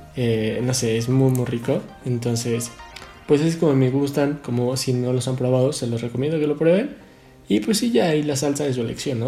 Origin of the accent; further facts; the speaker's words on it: Mexico; nuestro país